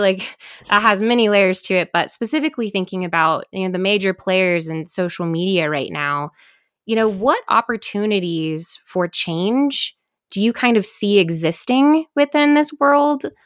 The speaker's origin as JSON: {"language": "English", "region": "Midwest", "country": "United States", "moved": "yes", "said": "I'm from the Midwest originally"}